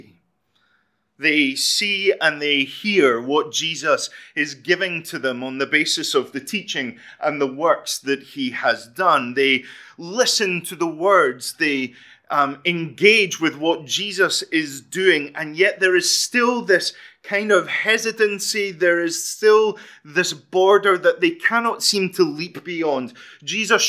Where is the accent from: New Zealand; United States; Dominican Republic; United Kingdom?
United Kingdom; Fife, Scotland; I am from Fife.